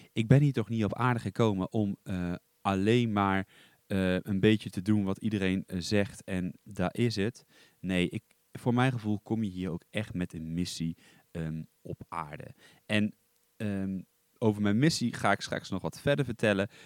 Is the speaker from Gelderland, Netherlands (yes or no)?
yes; Duiven, Gelderland, Netherlands; also born or lived in Ede; ik kom uit Duiven, dat ligt in het oosten van Nederland. Ik ben daar eigenlijk, nou ik ben daar niet geboren. ik ben geboren in, in Ede. Ehm, daar heb ik heel kort gewoond